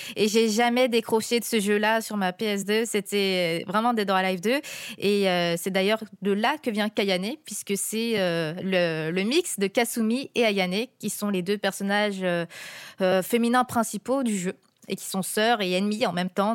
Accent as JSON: {"language": "French", "country": "France", "said": "quand on est aux États-Unis et qu'on est français là-bas"}